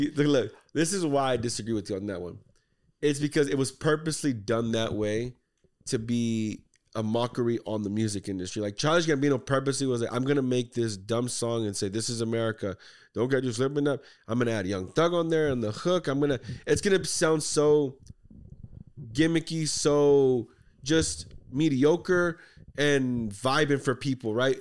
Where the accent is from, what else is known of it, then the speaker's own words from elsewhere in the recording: Texas, United States; we're from Texas